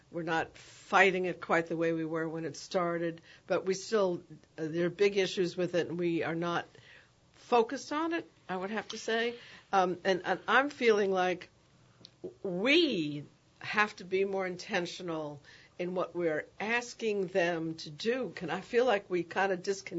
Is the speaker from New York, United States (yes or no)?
yes; New York City, New York, United States; now in New Orleans, United States; I grew up in the Bronx, and we had music and arts education every year from the sixth grade until I graduated from high school